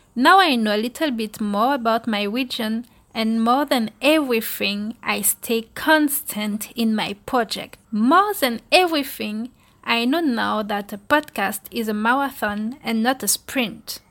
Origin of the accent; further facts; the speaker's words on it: Guadeloupe; I am originally from Guadeloupe